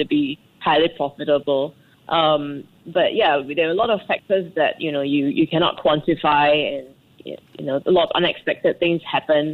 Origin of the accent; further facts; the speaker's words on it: Singapore; moved away as an adult; now in Rwanda; being Singaporean